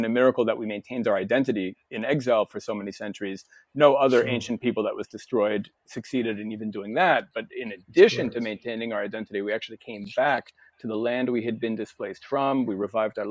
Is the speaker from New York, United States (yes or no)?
yes; New York City, New York, United States; moved away; I was born and raised in New York City